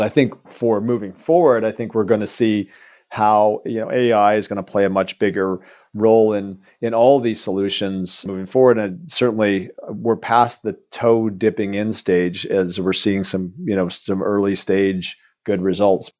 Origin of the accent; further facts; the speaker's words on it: Eastern Canada, Canada; moved away as an adult; also born or lived in Vancouver, Canada; now in Woodinville, United States; I'm Canadian, and so I was born and raised back east